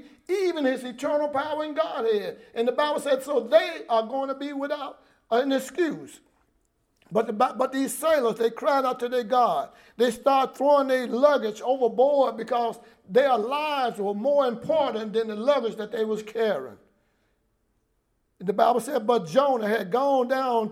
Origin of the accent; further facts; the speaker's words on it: New Orleans, Louisiana, United States; I'm from the Claiborne Homes, and where we are ministering now, I'm a rock throw from where I was raised up